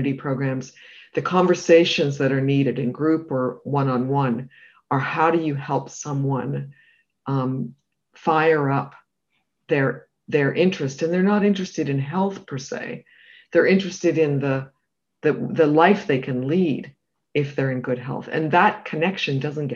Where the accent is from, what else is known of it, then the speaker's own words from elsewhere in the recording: Canada; also born or lived in United Kingdom; now in United States; as a Canadian who also lived in the UK